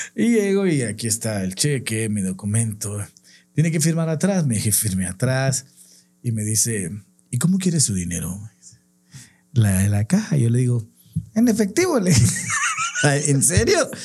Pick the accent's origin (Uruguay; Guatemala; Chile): Guatemala; en mi país, en Guatemala, que está en Centroamérica